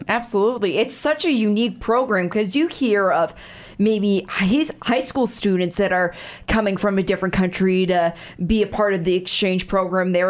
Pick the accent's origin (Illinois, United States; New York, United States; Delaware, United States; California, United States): Illinois, United States; Chicago; moved away; my hometown area of Chicago